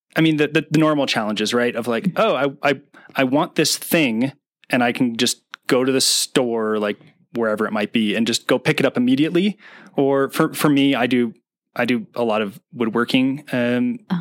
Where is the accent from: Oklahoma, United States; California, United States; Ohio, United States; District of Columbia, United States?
California, United States; East Bay; also born or lived in Oakland, California; I'm from California. Um, grew up in um, in the East Bay